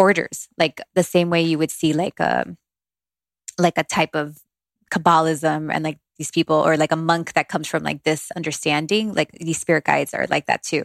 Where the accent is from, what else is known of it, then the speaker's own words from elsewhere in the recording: Miami, Florida, United States; also born or lived in Long Branch, New Jersey; I was born in Long Branch, New Jersey